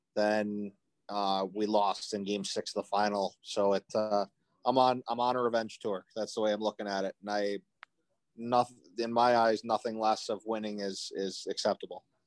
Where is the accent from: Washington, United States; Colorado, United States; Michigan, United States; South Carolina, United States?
Michigan, United States; Macomb Township; I grew up in Macomb